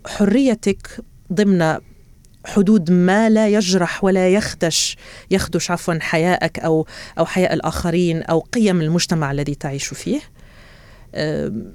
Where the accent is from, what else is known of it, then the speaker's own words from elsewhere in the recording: Béchar, Béchar Province, Algeria; moved away as an adult; also born or lived in Oran, Algeria / Tehran, Iran / Beirut, Lebanon / United Kingdom; now in Doha, Qatar; ولدت في وهران وعشت في وهران ثم انتقلنا إلى بشار